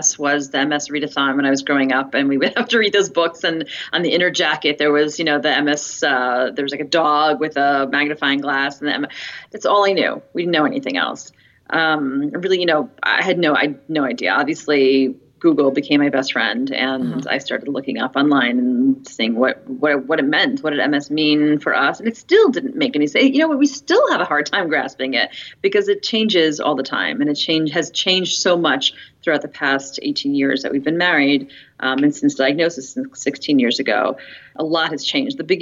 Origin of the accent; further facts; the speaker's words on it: United States; moved away as an adult; also born or lived in Tel Aviv, Israel; now in Israel; I grew up in the States to modern Orthodox family